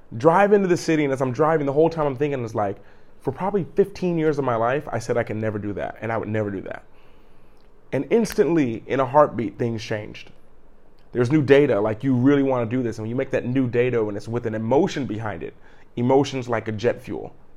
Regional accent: Cleveland, Ohio, United States; I'm a kid from Cleveland. I'm a grown kid from Cleveland. I grew up in wintertime every day, fifteen, twenty minutes of shoveling the snow.

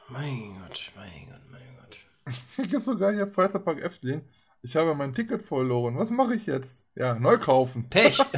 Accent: Germany; wir als Deutsche kommen ja erst sowieso erstmal gar nicht dahin.

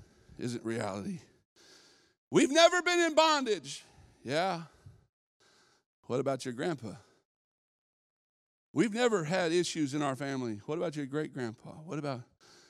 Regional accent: California, United States; I'm a weirdo from California

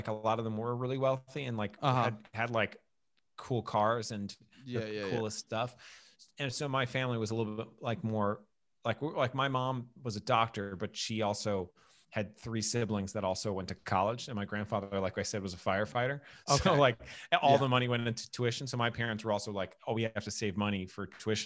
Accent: New York City, New York, United States; moved away as an adult; also born or lived in St. George, Staten Island; now in Brooklyn, United States; I grew up on the North Shore

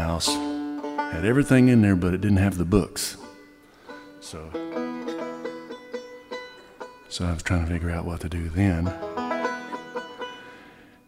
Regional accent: Central Texas, United States; I grew up in Central Texas

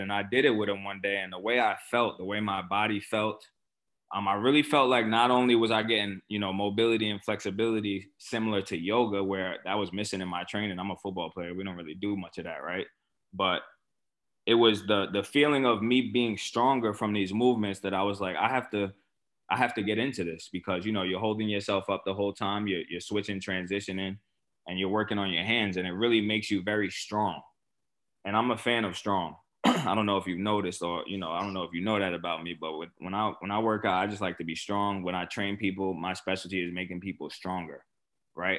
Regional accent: New York City, New York, United States; I grew up in Port Richmond

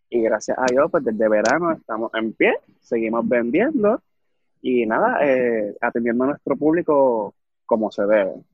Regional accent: Manatí, Puerto Rico

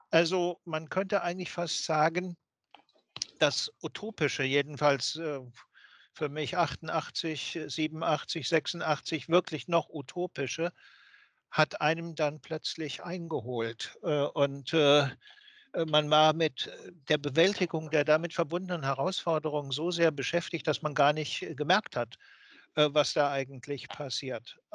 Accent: West Germany, Germany; wenn Sie mich als äh, äh Wessi äh, sich vorstellen

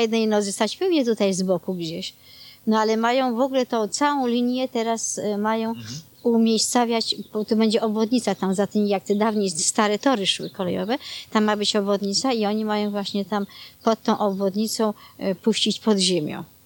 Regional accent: Warsaw, Masovian Voivodeship, Poland; moved away; ja pochodzę aż z Warszawy

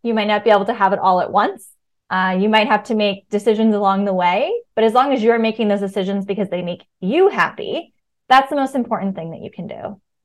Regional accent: Virginia, United States; moved away as an adult; also born or lived in New York; now in Brooklyn, United States; I grew up in Virginia

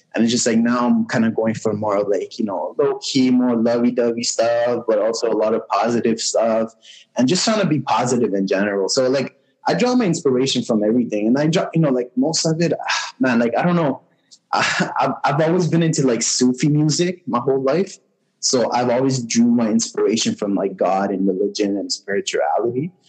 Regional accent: Montreal, Quebec, Canada; I grew up in Montreal, born and raised.

